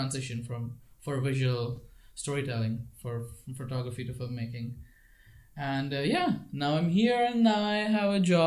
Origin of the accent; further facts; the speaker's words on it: Mumbai, Maharashtra, India; moved away as an adult; now in Prague, Czech Republic; I'm from Mumbai. I was born and brought up in Mumbai